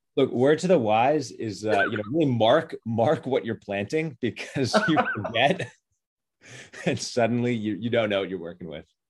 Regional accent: New York City, New York, United States; I grew up in Manhattan. Um, I grew up in Kip's Bay

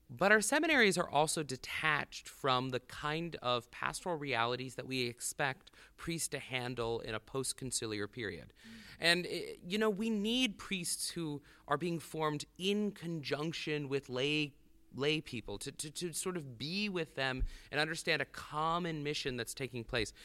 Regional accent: the South, United States; moved away as an adult; now in South Bend, United States; as a Southerner, there was no attraction to Notre Dame

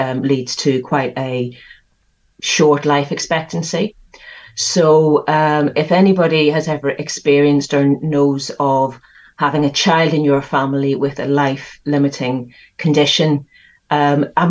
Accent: Belfast, Northern Ireland, United Kingdom; So I grew up in the middle of the worst of the troubles in Northern Ireland, living in West Belfast, right in the middle of it

